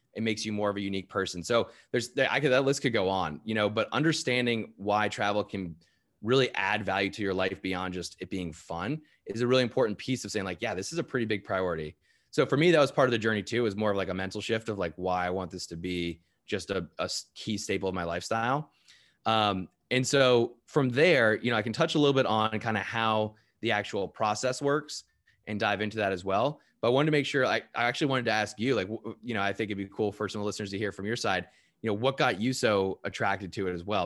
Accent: United States; I'm American.

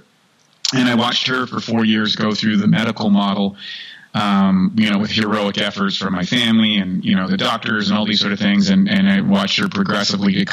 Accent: Canada; I grew up in Canada

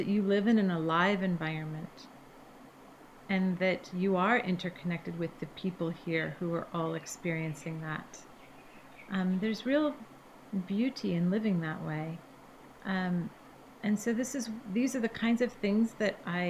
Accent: Bellevue, Washington, United States; I grew up in Bellevue, Washington. That's where I was born.

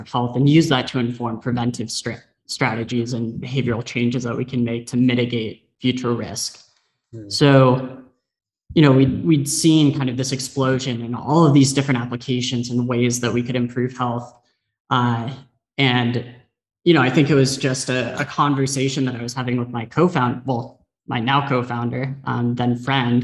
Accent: San Diego, California, United States; I grew up in San Diego

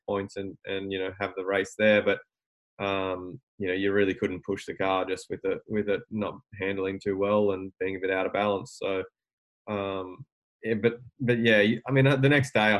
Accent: Albury, New South Wales, Australia; I'm from Albury and I'm a mechanic.

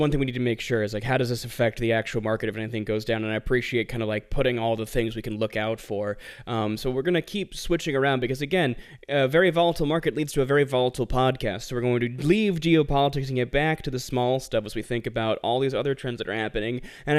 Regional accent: Tennessee, United States; accent: southern/northeastern; also born or lived in Philadelphia; I was raised in Tennessee and also Philadelphia, so I have like a very almost southern accent that's always competing with like a regular like northeastern accent

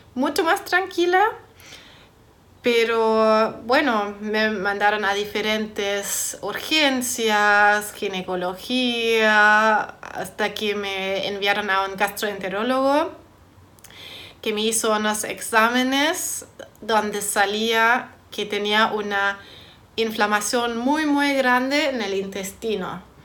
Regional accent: Germany; moved away; soy de Alemania

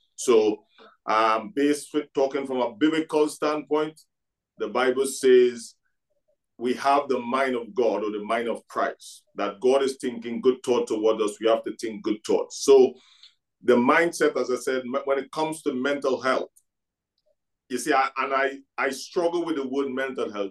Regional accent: Trinidad & Tobago; now in Scotland; I came from Trinidad and Tobago.

